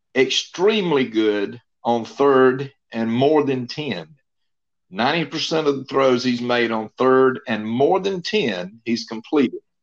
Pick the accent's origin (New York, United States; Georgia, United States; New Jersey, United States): Georgia, United States; Bainbridge; did radio for his high school there in Bainbridge, Georgia